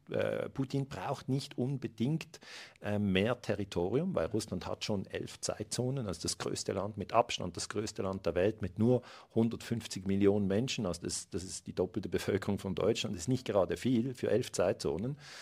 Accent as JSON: {"language": "German", "country": "Switzerland", "said": "ich bin Schweizer Bürger"}